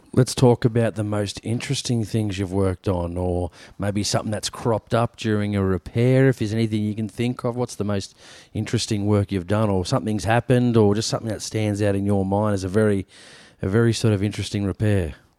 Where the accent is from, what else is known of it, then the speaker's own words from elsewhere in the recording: New South Wales, Australia; in my home state